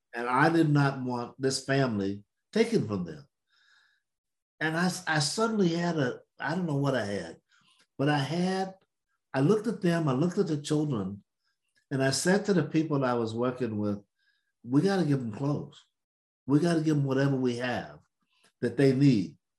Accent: the South, United States; I'm from the South

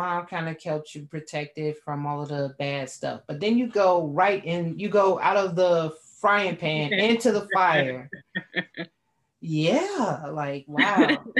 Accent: Inglewood, California, United States; I grew up in Inglewood.

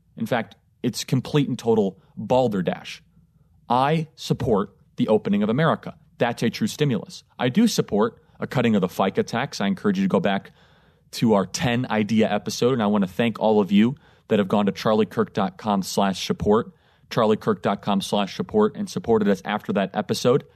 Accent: Chicago, Illinois, United States; moved away as an adult; now in Florida, United States; I grew up in Illinois. I consider Chicago home. I consider it's where I'm from

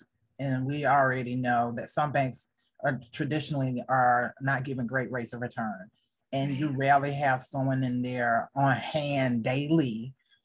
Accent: the South, United States; I am a African-American female growing up in the South

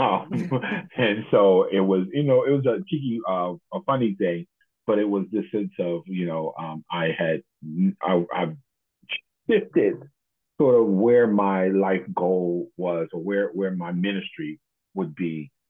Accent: Baltimore, Maryland, United States; I grew up in Baltimore

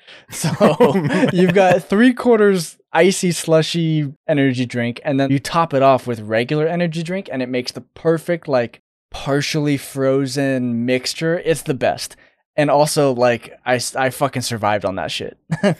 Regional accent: Phoenix, Arizona, United States; I grew up in Phoenix

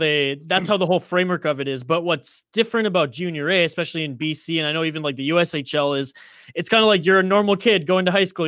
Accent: Northern British Columbia, Canada; I grew up in Northern British Columbia.

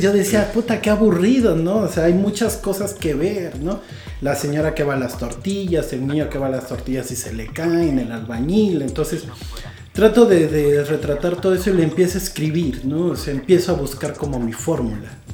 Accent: Iguala, Guerrero, Mexico; originalmente soy de Iguala Guerrero, aunque mucha gente dice que soy de todos lados y de todas partes. Eh, pues me crié allá

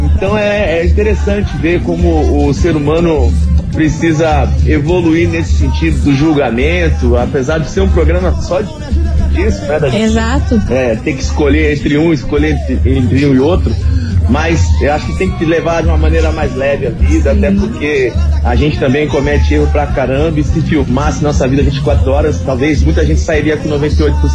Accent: Ponta Porã, Mato Grosso do Sul, Brazil; also born or lived in Presidente Prudente, São Paulo; eu nasci em Presidente Prudente, interior de São Paulo, e eu cresci em Ponta Porã, no Mato Grosso do Sul

